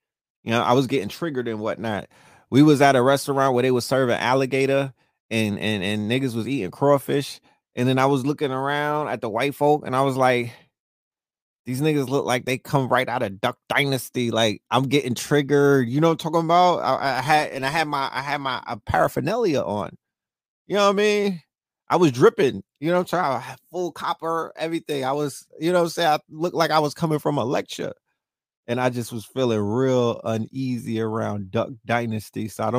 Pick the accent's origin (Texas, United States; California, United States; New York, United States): New York, United States; New York City; I come from a big city of hills and mountains. You know, the Bronx is a mountain. I was born on a mountain. You know, I was born in the Bronx.